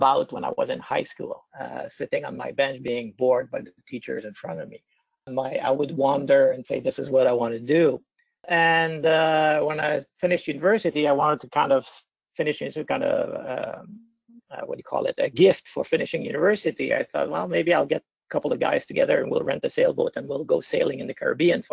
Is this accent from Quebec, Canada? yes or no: yes; Trois-Rivières, Quebec, Canada; moved away as an adult; also born or lived in Toronto / United States / Ontario / British Columbia; I'm from Trois-Rivières, where on the St. Lawrence River